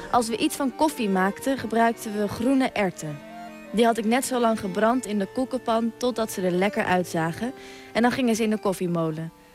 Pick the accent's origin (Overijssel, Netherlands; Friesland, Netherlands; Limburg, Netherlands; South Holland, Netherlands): Friesland, Netherlands; Ik kom uit Friesland en mijn opa en oma dus ook